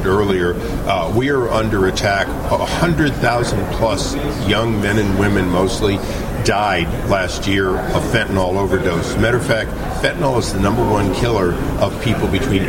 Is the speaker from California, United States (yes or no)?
yes; California, United States; I'm a Californian.